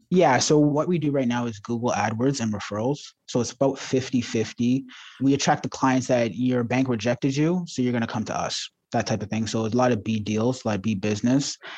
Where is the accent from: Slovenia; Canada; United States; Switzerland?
Canada; Ajax, Ontario; also born or lived in Toronto; I grew up in the suburbs of Ajax